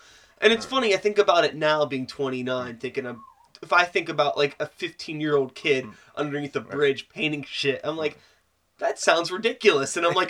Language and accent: English; Wilkinsburg, Pennsylvania, United States; I grew up in Wilkinsburg in the early 90s.